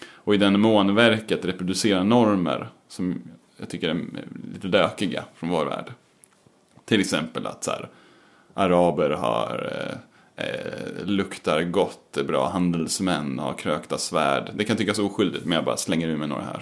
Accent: Eskilstuna, Södermanland, Sweden; Jag kommer från Eskilstuna

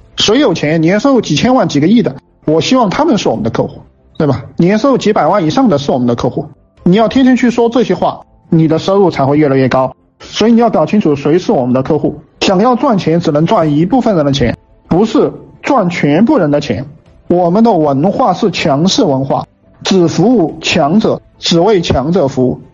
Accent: China; 我们中国人，我们汉人

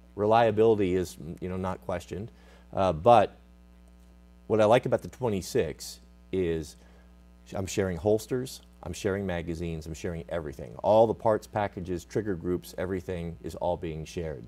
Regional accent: United States

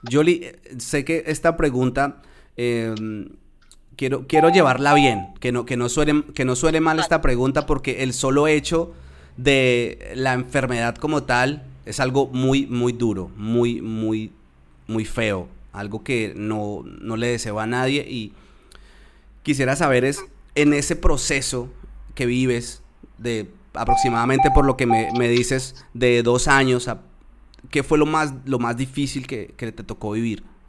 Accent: Tolima, Colombia; también soy de la región del Tolima Grande, tú eres del Huila y yo soy del Tolima

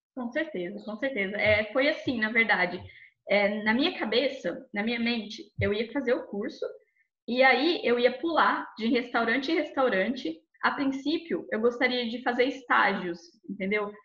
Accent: Barretos, São Paulo, Brazil; moved away as an adult; also born or lived in Rio Claro; now in London, United Kingdom; eu sou de Barretos, interior de São Paulo, a famosa Texas brasileira

